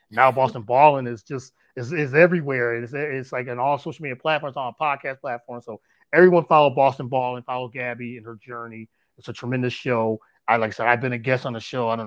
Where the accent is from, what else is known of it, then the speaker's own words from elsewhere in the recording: Connecticut, United States; I am from Connecticut.